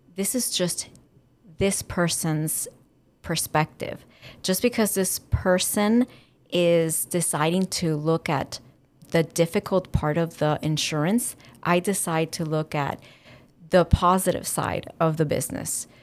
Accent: Dominican Republic; also born or lived in Cuba; now in Miami, United States; my family is Cuban, And I was raised in Dominican Republic and living in Miami.

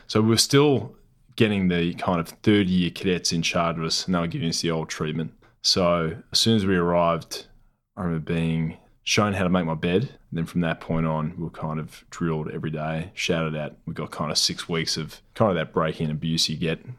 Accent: Newman, Western Australia, Australia; moved away; also born or lived in Perth / Geraldton; I grew up in the Pilbara. Originally, I was born in Newman, It's a mining town way up north

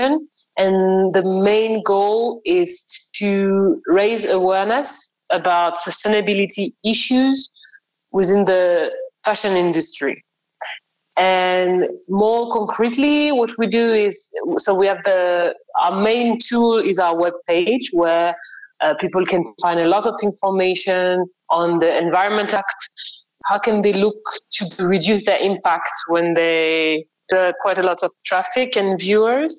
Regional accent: Paris, Île-de-France, France; moved away; originally I'm from France. I grew up in Paris

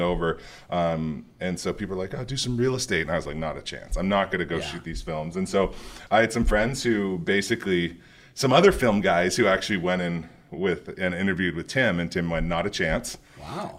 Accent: Toronto, Ontario, Canada; I grew up in Toronto, Canada.

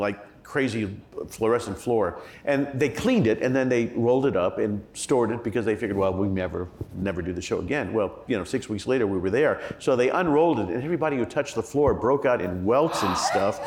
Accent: Indiana, United States; growing up in Indiana

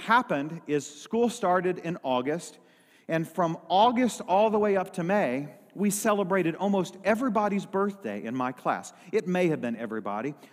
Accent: Lilbourn, Missouri, United States; also born or lived in Dexter, Missouri; we had moved out of the town from the church that I was actually raised up in. I moved from Lilburn, Missouri to Dexter, Missouri.

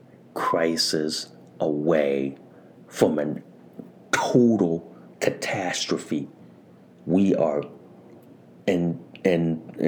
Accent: Connecticut, United States; In my hometown in Connecticut

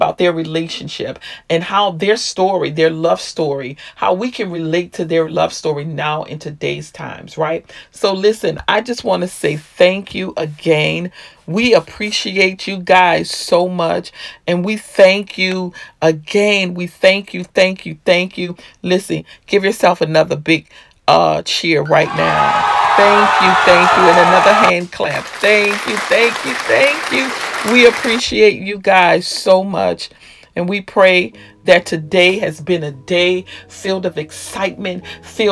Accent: Louisiana, United States; moved away; also born or lived in Maryland; my hometown of Louisiana

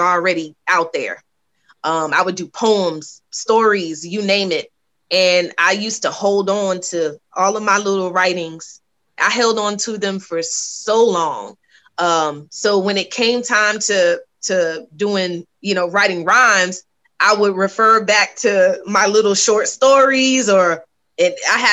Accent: Virginia Beach, Virginia, United States; moved away as an adult; now in Atlanta, United States; I grew up in Virginia Beach

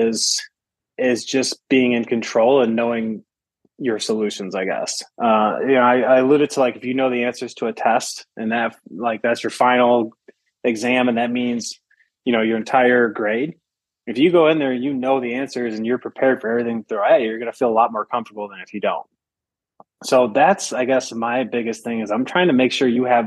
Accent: Michigan, United States; I'm I'm from Michigan

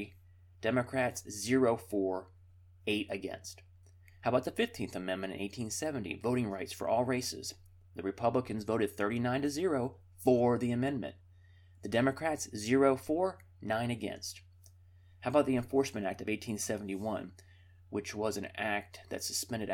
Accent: Charlotte, North Carolina, United States; my hometown of Charlotte, North Carolina

